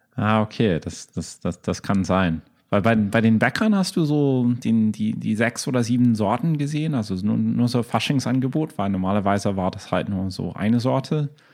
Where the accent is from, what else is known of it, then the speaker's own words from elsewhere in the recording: United States; German is a second language; also born or lived in Berlin / Boston; now in Chicago, United States; als Amerikaner